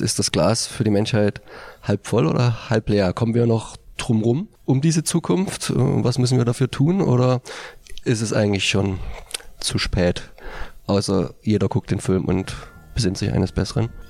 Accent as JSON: {"language": "German", "country": "Germany", "said": "als Deutsche"}